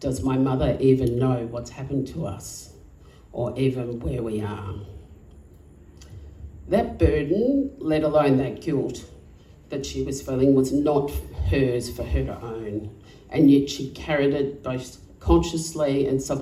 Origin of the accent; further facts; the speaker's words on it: Alice Springs, Northern Territory, Australia; moved away as an adult; also born or lived in South Australia; Growing up in Alice Springs was hard